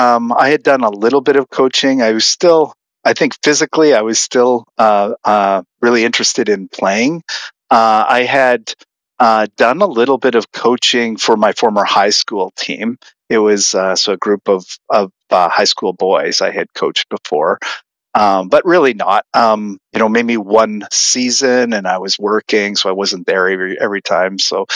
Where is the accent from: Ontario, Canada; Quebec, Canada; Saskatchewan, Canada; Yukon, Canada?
Saskatchewan, Canada; moved away as an adult; now in United States; I think it was 1998 when I moved from Canada, Saskatchewan, to do my PhD at Penn State.